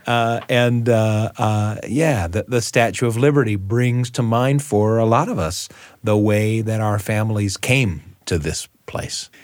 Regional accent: Utah, United States; My hometown is in Utah, in the United States of America.

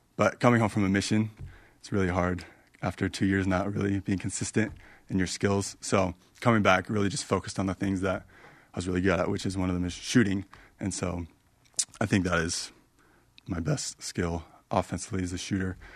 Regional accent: Arizona, United States; growing up in Arizona, loved A S U.

